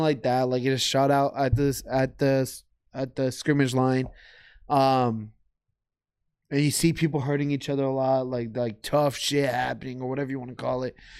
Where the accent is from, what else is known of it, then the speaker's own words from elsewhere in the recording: United States; I'm American as well, I was born here